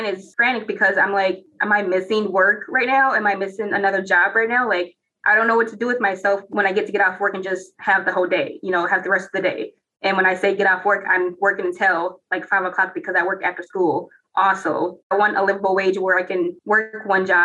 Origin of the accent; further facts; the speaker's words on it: Minneapolis, Minnesota, United States; I grew up in Minneapolis Public Schools District